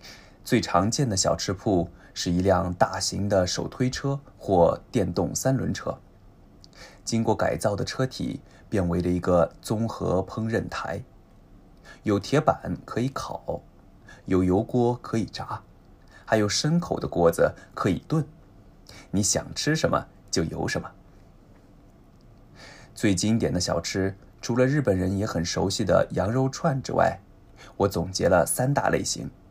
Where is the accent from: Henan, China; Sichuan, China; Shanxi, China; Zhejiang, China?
Zhejiang, China; Zhoushan; 聚焦的地域呢，是我的家乡舟山地区，其他地方我也不太懂，没办法说得很细，还请原谅。